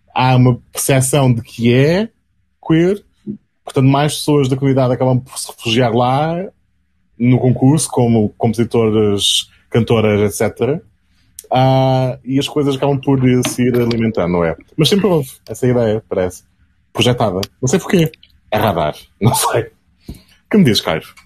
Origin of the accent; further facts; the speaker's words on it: Azores, Portugal; crescendo nos Açores